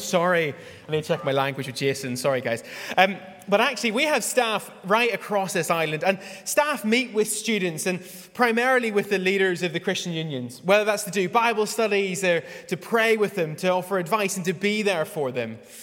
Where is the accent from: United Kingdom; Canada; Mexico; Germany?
United Kingdom; Northern Ireland; moved away as an adult; I was raised in Northern Ireland